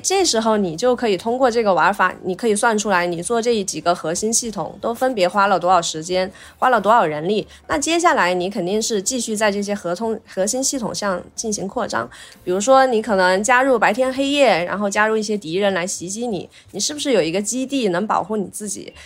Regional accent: Chongqing, China; 作为重庆人的话，我还是想， 想在重庆工作嘛

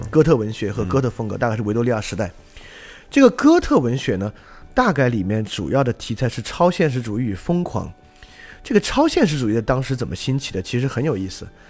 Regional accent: China; 我们中国人

